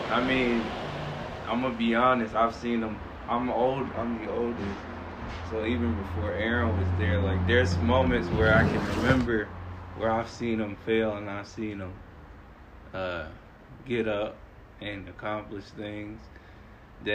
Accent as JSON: {"language": "English", "town": "Torrance", "region": "California", "country": "United States", "tie": "born or raised there", "said": "I grew up in Torrance."}